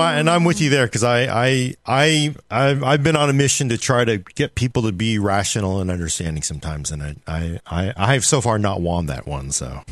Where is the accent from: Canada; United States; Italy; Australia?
United States; Oakland, California; born or raised there